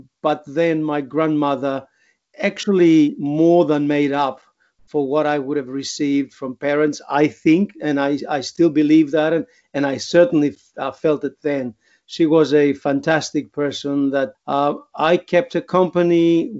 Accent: Greece; English is a second language; also born or lived in Queensland, Australia; now in Australia

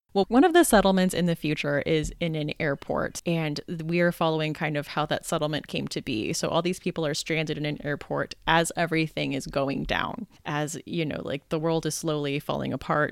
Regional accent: United States; now in Pittsburgh, United States; I am actually American. I live in Pittsburgh, so not Canadian

